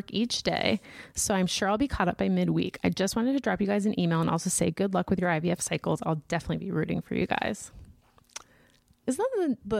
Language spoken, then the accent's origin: English; Washington, United States; I actually went to school down in Southern California, but I'm originally from Washington and came back after school.